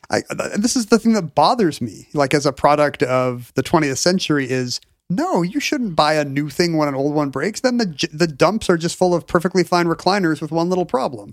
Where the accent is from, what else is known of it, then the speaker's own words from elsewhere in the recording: South Korea; moved away; growing up in South Korea in the early to mid-eighties